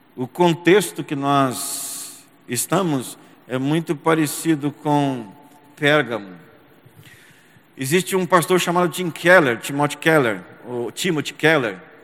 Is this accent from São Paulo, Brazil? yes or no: yes; São José dos Campos, São Paulo, Brazil; São José dos Campos, aonde eu nasci, me criei, estudei, me casei, criei os meus filhos e também pastoreei